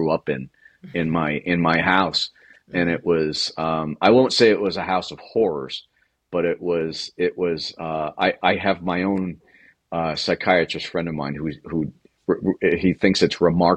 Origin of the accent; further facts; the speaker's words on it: Ireland; being an Irish person